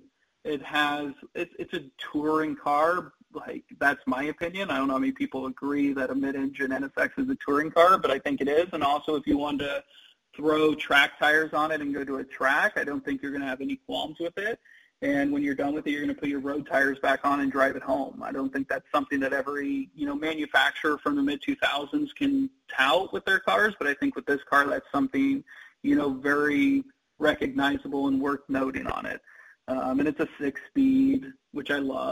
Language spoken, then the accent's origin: English; Kansas, United States; moved away; I grew up in Kansas